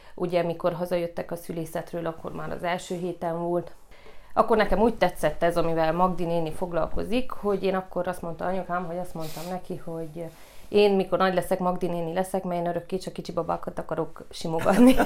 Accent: Gheorgheni, Harghita County, Romania; also born or lived in Târgu Mureș; Én Gyergyóba is születtem, Gyergyóban nőttem fel, a Bucsi negyedbe

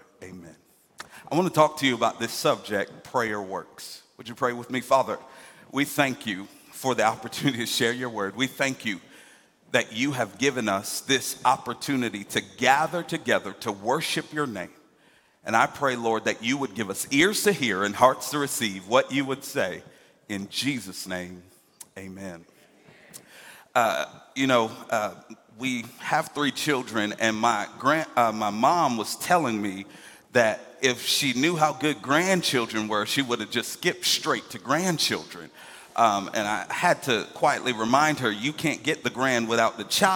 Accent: Hartford, Connecticut, United States; now in Atlanta, United States; I grew up in a place called Hartford, Connecticut

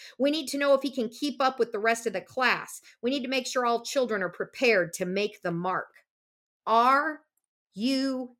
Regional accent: Des Moines, Iowa, United States; born there; I was born in 1971 in Des Moines, Iowa.

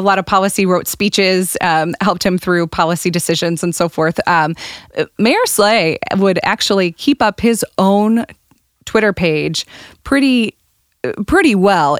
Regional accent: St. Charles, Missouri, United States; now in St. Louis, United States; I grew up in Saint Charles, where my mom owns a cafe on the historic district of Main Street.

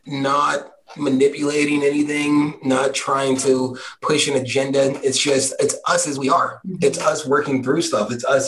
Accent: Philadelphia, Pennsylvania, United States; moved away; as somebody from Philly, you just keep going.

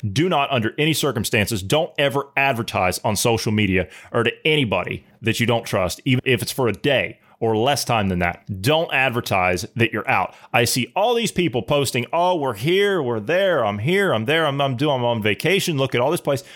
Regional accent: Ohio, United States; moved away; I'm from Ohio originally

